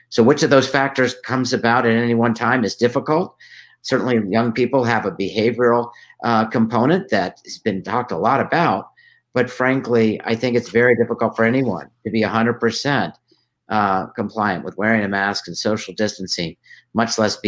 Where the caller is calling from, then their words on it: Tucson, Arizona, United States; I'm calling in from Tucson, Arizona.